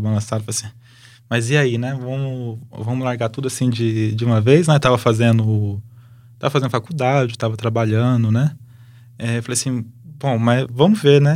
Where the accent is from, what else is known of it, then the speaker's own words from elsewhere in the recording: Lins, São Paulo, Brazil; moved away as an adult; now in Campo Grande, Brazil; Sou de Lins, interior de São Paulo